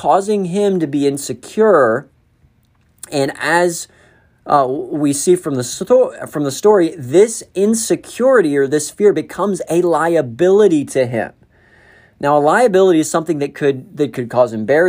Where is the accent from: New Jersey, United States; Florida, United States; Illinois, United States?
Florida, United States; now in Northern Virginia, United States; I grew up in Florida